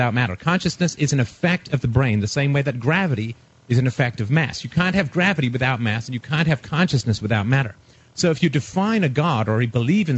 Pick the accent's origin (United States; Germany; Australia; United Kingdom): United Kingdom; England; moved away; I was raised in England in religion. I was in boarding school